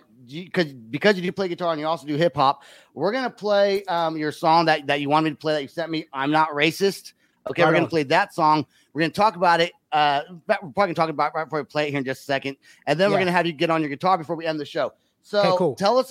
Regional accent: Oklahoma, United States; we're both from Oklahoma

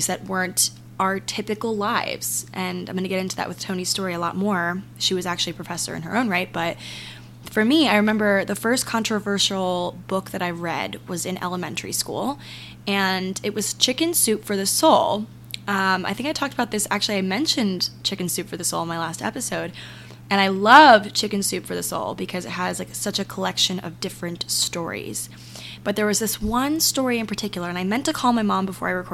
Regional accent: Maryland, United States; my hometown in Maryland

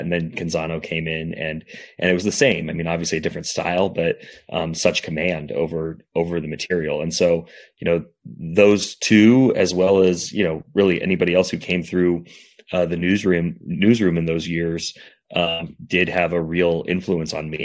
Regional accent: South Tillamook County, Oregon, United States; moved away as an adult; also born or lived in Los Angeles; I grew up in South Tillamook County

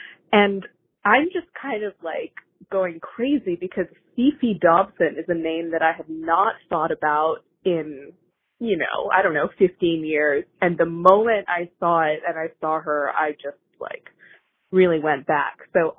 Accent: Canada; So as a Canadian hooligan, I felt the need to call

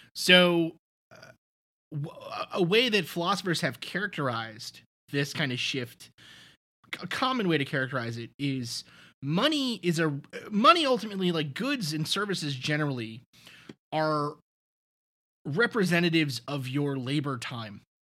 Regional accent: New York City, New York, United States; I'm from Staten Island

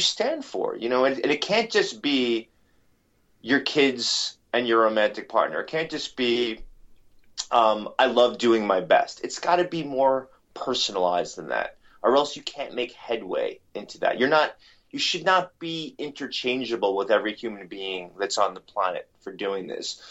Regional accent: New York City, New York, United States; growing up in, in New York City

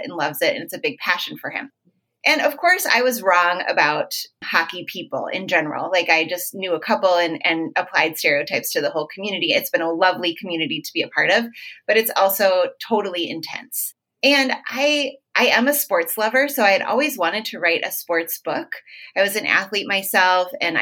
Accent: Minneapolis, Minnesota, United States; I'm from Minneapolis, and hockey is huge in Minnesota. We are the state of hockey

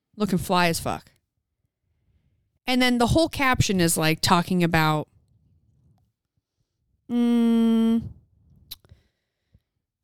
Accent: St. George, Utah, United States; We're in St. George, Utah. We're in my hometown.

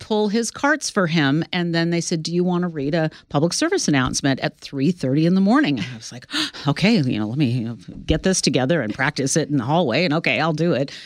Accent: Sacramento, California, United States; moved away as an adult; now in New York, United States; my hometown in Sacramento

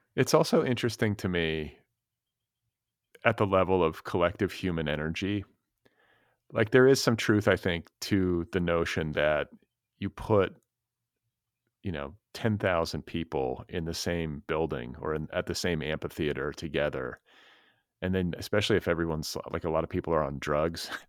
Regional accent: Midwest, United States; also born or lived in Wisconsin; I'm from the Midwest

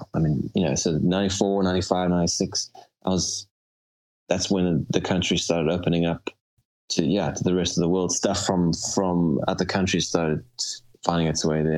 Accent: Cape Town, Western Cape, South Africa; moved away; I grew up in Cape Town

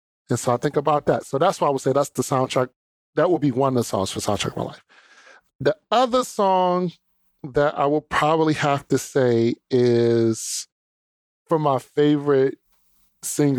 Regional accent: Detroit, Michigan, United States; Detroit raised me

